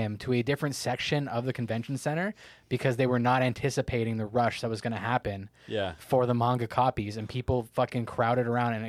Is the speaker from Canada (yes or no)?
yes; Canada; we're Canadian.